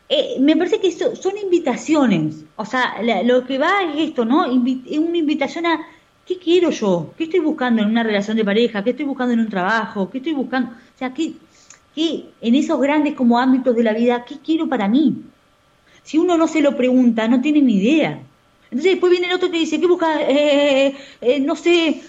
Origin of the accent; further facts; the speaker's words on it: Argentina; Lo tenemos los argentinos